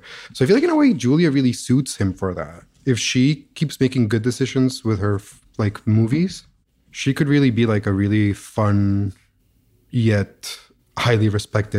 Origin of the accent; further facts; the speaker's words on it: Colombia; they moved to Columbia like a month before I was born